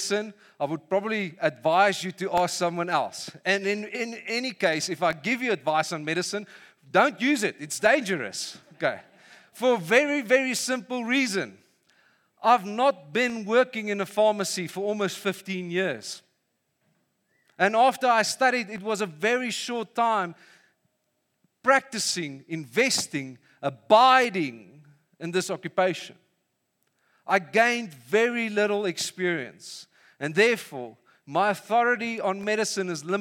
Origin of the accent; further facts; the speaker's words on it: Vanderbijlpark, Gauteng, South Africa; moved away; I grew up in Funabel Park